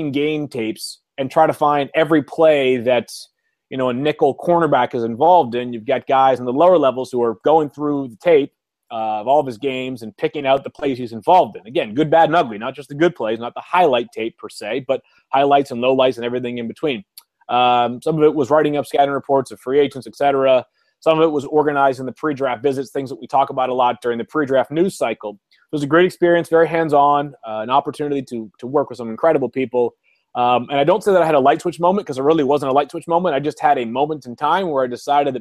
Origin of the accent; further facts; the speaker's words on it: Boston, Massachusetts, United States; I'm from the Boston area